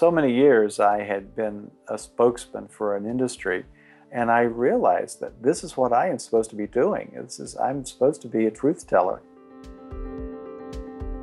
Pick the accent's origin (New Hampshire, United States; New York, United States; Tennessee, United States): Tennessee, United States; born or raised there